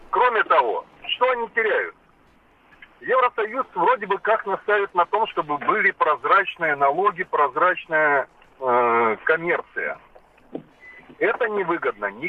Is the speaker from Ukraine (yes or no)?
yes; Ukraine; now in Moscow, Russia; Сам родом с Украины, но давно уже живу в России